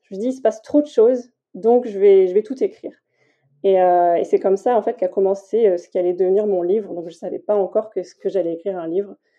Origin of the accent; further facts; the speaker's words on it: Tours, Centre-Val de Loire, France; now in Toulouse, France; j'habite à Toulouse et je suis originaire de Tours